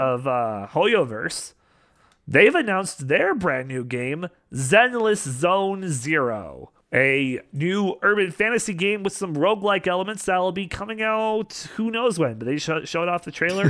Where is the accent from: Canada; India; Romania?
Canada; Western Canada; As a fellow Canadian, uh, out in the western part of Canada